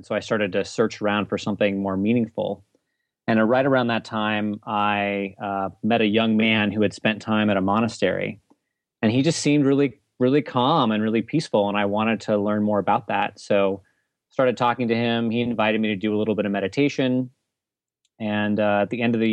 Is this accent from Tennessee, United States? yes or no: yes; Nashville, Tennessee, United States; also born or lived in Germany; I was born in Germany. I grew up. Uh, my dad was in the Air Force, and um, I mostly spent most of my time growing up in Nashville, Tennessee.